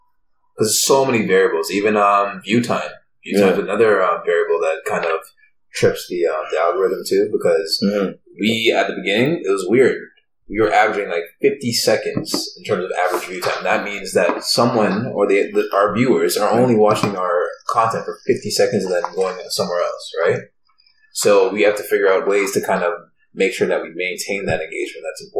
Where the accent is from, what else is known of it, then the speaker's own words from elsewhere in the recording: Markham, Ontario, Canada; I'm from Markham. We don't even have a police station in Markham.